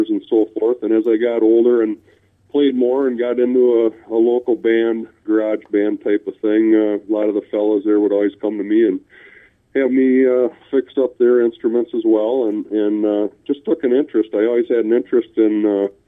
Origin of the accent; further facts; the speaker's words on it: North Fond du Lac, Wisconsin, United States; I grew up in a small rural community of North Fond du Lac, which is north of Fond du Lac.